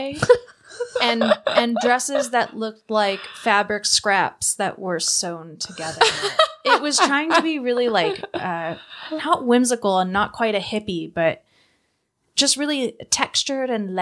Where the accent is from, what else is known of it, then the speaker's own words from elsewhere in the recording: Long Beach, California, United States; I grew up in Belmont Shore, which had Second Street